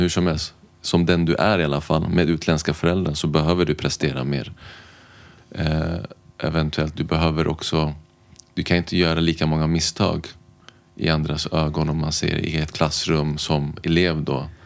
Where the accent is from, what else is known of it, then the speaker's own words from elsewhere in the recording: Stockholm, Stockholm County, Sweden; är född och uppvuxen i Stockholm har bott här mer eller mindre hela mitt liv.